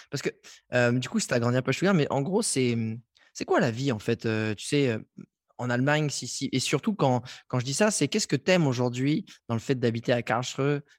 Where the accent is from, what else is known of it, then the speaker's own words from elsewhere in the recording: Strasbourg, Grand Est, France; Mais je suis un Strasbourgeois. J'ai écumé tous les bars de Strasbourg.